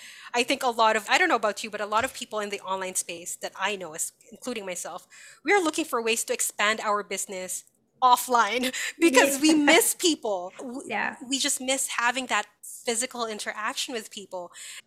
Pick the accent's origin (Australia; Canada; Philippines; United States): Canada; I recognize that because I came from Canada, we were able to give money for chemotherapy treatments.